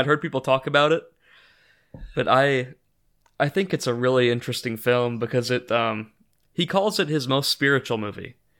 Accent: Evansville, Indiana, United States; I'm from Evansville, Indiana

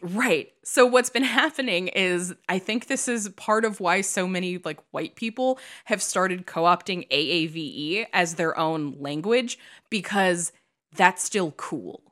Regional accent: Midwest, United States; moved away as an adult; now in California, United States; I was a kid from the Midwest

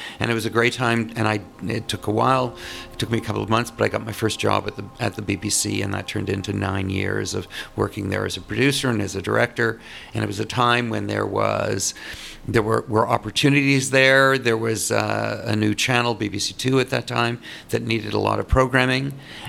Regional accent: Toronto, Ontario, Canada; Well, I am Canadian. I was born in Toronto and went to high school and university there

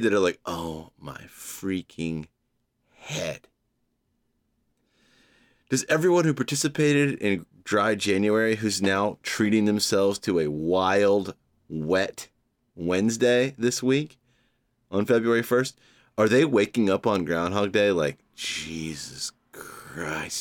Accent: Georgia, United States; now in New York, United States; Georgia, my home state

